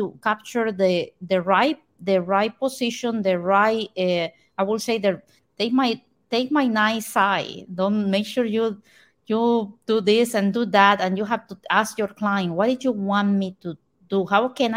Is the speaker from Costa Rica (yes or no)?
yes; Costa Rica; now in Port St. Lucie, United States; I am from Costa Rica